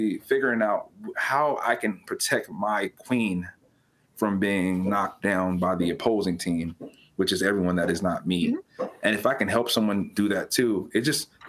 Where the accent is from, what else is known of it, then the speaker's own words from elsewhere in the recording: California, United States; moved away; I was born and raised in California. I don't currently live in California.